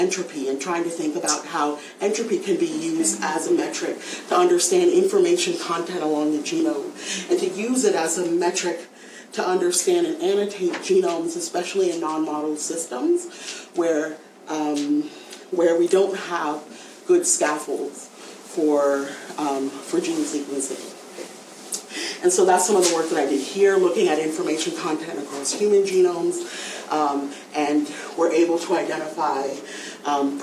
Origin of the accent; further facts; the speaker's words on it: United States; us as Americans